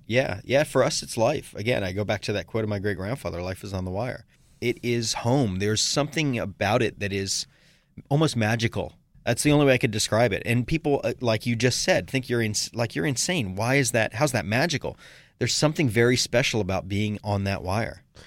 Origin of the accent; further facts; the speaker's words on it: Sarasota, Florida, United States; my hometown of Sarasota, Florida